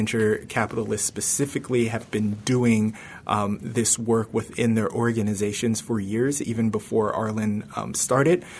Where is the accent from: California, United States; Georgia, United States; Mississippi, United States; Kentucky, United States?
California, United States; Bay Area, Silicon Valley; moved away as an adult; also born or lived in New York; I grew up in the Bay Area in the Silicon Valley